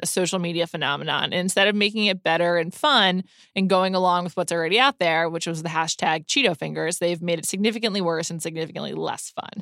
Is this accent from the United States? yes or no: yes; New York, United States; I grew up on the Upper West Side